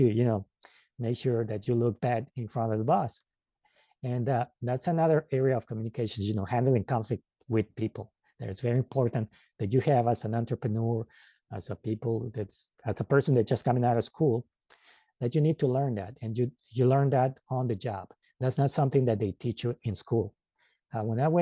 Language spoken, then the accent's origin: English; Mexico; English is a second language; now in United States; And I live now in the United States, but I was born in Mexico. And when I came to the United States, it was a bit of a culture shock with the language